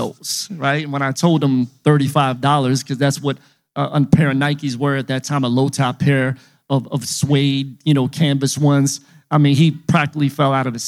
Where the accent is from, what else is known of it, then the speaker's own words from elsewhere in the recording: Philadelphia, Pennsylvania, United States; I was just a little kid growing up in Philly